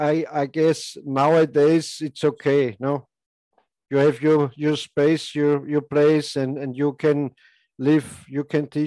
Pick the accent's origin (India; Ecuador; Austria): Austria; I'm from Austria